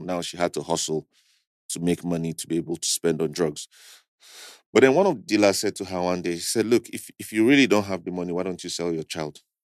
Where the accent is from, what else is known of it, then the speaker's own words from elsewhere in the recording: Kaduna State, Nigeria; also born or lived in Abuja; I was born in Kaduna State to Christian family